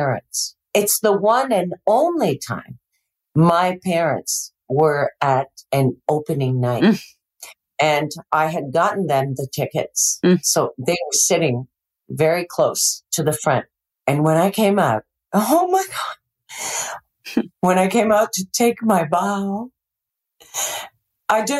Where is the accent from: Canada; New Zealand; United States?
Canada; Montreal, Quebec; moved away; I grew up in Montreal. My whole childhood spent in Montreal